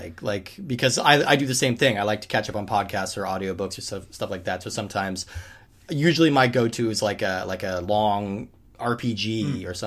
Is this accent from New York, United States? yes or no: no; Colorado, United States; now in Seattle, United States; I grew up in Colorado